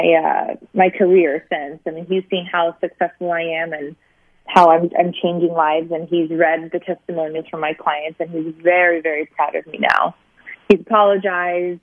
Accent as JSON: {"language": "English", "region": "Sicily", "country": "Italy", "tie": "born or raised there", "also_born_or_lived": "Springfield, Missouri", "moved": "yes", "lives_now": "California, United States", "said": "I was raised in Sicily, so I was raised near a beach."}